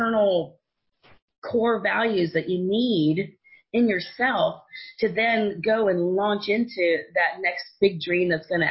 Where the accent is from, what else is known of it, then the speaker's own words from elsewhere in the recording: Silicon Valley, California, United States; I grew up in Silicon Valley